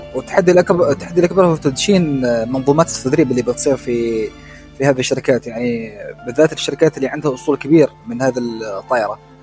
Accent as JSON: {"language": "Arabic", "country": "Oman", "said": "احنا كسلطنه عمان"}